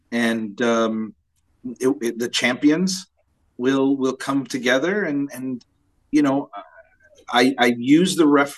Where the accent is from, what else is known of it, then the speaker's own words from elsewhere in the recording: Ontario, Canada; I'm from Ontario. I know our landscape very well.